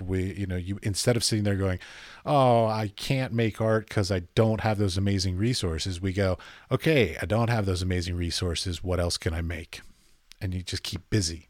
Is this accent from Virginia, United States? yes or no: yes; Arlington, Virginia, United States; moved away as an adult; now in Europe; I grew up in Arlington